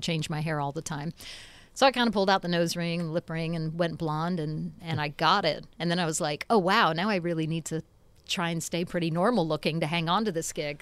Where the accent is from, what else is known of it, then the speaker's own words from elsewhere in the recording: Nashville, Tennessee, United States; also born or lived in England; lived in Nashville since I was five